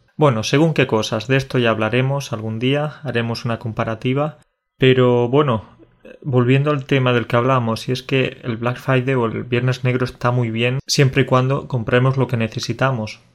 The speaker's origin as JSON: {"language": "Spanish", "country": "Spain", "said": "un español habla inglés, lo cierto es que tenemos ese, ese acento así especial"}